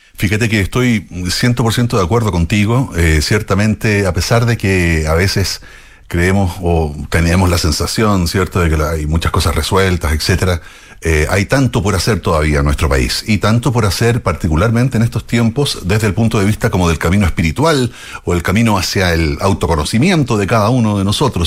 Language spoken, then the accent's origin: Spanish; Chile; como chilenos